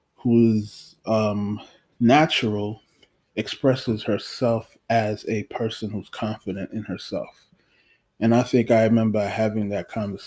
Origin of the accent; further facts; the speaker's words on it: Haiti; moved away; I was born in Haiti